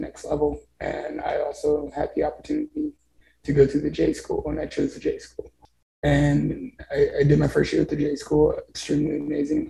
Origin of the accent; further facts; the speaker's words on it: Columbia, Missouri, United States; also born or lived in Texas; I live in Columbia, Missouri now. And um, I, have been here since I was seven, so it's hometown